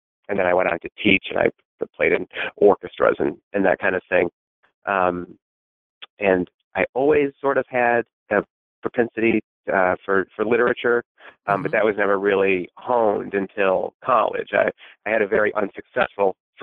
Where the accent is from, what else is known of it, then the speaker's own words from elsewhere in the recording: Finger Lakes region, upstate New York, United States; I'm from the Finger Lakes region of upstate New York.